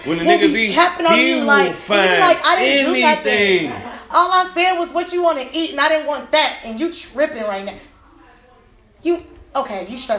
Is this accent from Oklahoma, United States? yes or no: no; Chicago, Illinois, United States; moved away; I'm from Chicago.